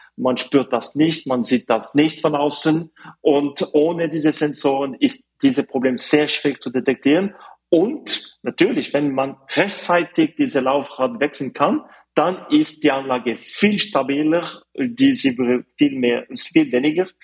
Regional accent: Fribourg, Switzerland; German is a second language; moved away as an adult; also born or lived in Zurich; Also ich komme aus der Schweiz. Ich bin äh, geboren auf die französische Seite von der Schweiz in Fribourg. Aber ich habe Deutsch gelernt

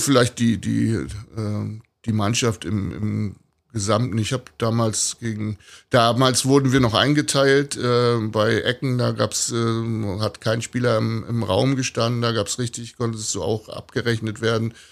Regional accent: Rostock, Mecklenburg-Vorpommern, Germany; ich bin also in der DDR groß geworden

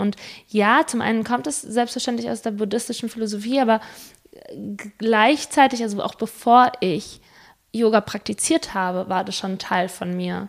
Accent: Spain; moved away; ich bin Spanierin

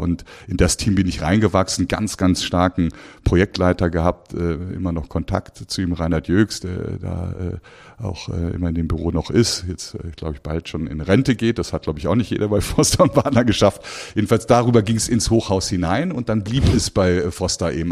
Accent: Cologne, North Rhine-Westphalia, Germany; moved away as an adult; also born or lived in Aachen / London; now in Frankfurt, Germany; in Köln, in meiner Heimatstadt

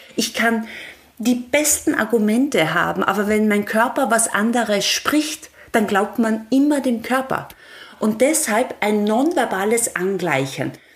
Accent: Austria; ich komme ja von einem Bergbauernhof in Österreich, so richtig von einem 1100 Meter Bergbauernhof

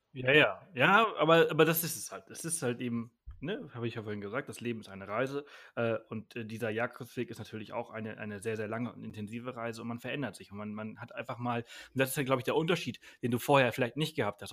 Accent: Mallorca, Balearic Islands, Spain; also born or lived in Bangkok / Berlin; now in Garmisch-Partenkirchen, Germany; ich bin wirklich auf dem Land aufgewachsen, sechs Kilometer jeden anderen Ort, mit, also drei Häuser um mich herum. Mhm. Äh, so, so, bin ja. ich auf Mallorca aufgewachsen

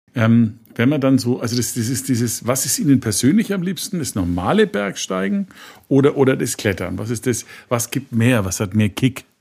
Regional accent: Franconia, Bavaria, Germany; Ich bin ja selber eher der Flachländer. Wir haben ja bei uns im Franken

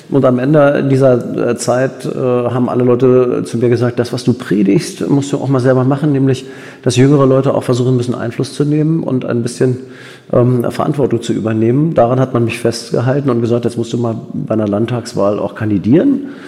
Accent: Berlin, Germany; Ich bin in Berlin geboren, groß geworden, zur Schule gegangen

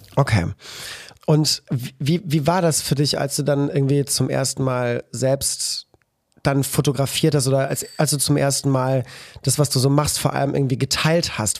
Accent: Cologne, North Rhine-Westphalia, Germany; als Kölner

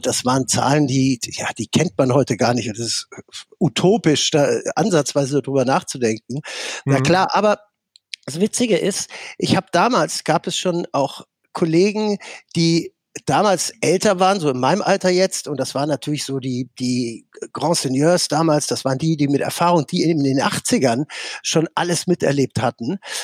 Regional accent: Netherlands; also born or lived in Dortmund; now in Germany; ich komme aus Holland und bin in mhm. Holland groß geworden

